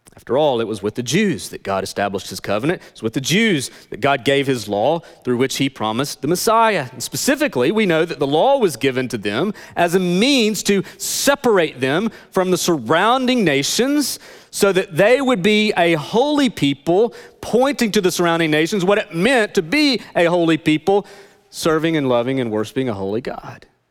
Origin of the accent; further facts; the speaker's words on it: Northeast Tennessee, United States; I grew up in Northeast Tennessee